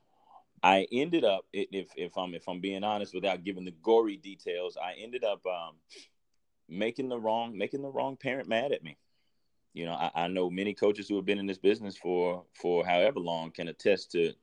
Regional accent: Tulsa, Oklahoma, United States; I'm from Tulsa, Oklahoma. I'm an inner city kid, played ball at Central High School, graduated in 2007

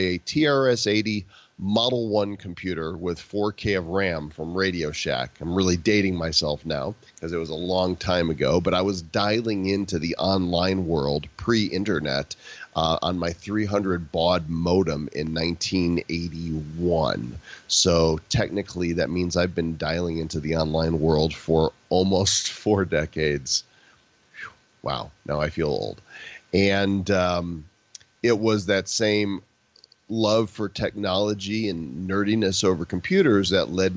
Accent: Chicago suburbs, Illinois, United States; moved away as an adult; also born or lived in Dallas, Texas; I'm from Chicago suburbs

